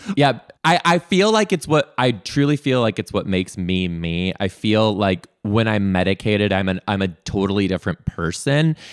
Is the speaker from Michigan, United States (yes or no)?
yes; Detroit, Michigan, United States; now in Seattle, United States; I'm originally from Detroit.